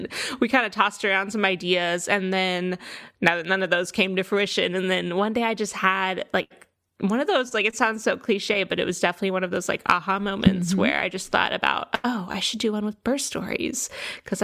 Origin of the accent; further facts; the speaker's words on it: Houston, Texas, United States; also born or lived in Austin, Texas; I grew up in Texas, in Houston